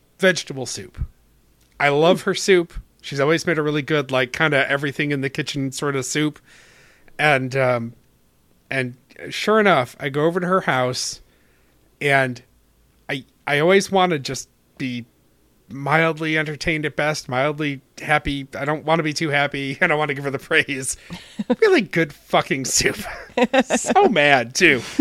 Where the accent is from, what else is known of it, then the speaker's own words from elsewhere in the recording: Rochester, New York, United States; moved away; also born or lived in Rhode Island; my hometown